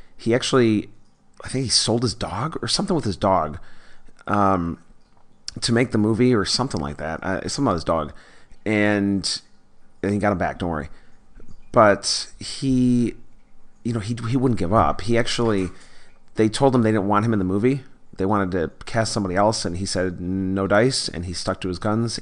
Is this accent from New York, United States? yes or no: yes; Buffalo, New York, United States; I grew up in Buffalo, Buffalo, New York.